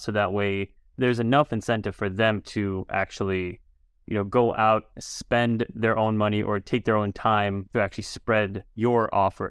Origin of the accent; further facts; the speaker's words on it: Chicago, Illinois, United States; I grew up in Chicago as well